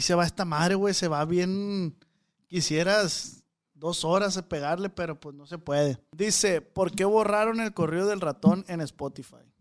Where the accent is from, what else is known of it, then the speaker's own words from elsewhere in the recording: Culiacán, Sinaloa, Mexico; Los de Culiacán